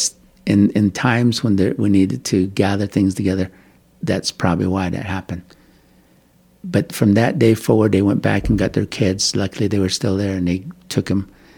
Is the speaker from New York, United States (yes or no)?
no; Kayenta, Arizona, United States; moved away as an adult; also born or lived in Tucson, Arizona / Utah; I come from Kayenta, Arizona. I've lived there, and then I traveled to Tucson, Arizona, where I get my education. And then I moved to Utah